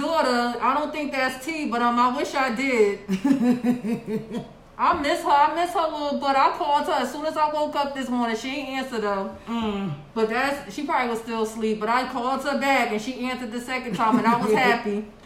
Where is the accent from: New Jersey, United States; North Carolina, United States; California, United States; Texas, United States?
New Jersey, United States; Orange, raised in Newark; I was born in Orange, New Jersey, Orange Memorial Hospital, which is no longer there, but I was born in Orange